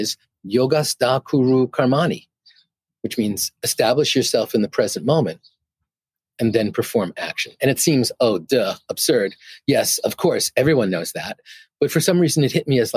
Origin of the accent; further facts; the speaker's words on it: New York, United States; I'm from New York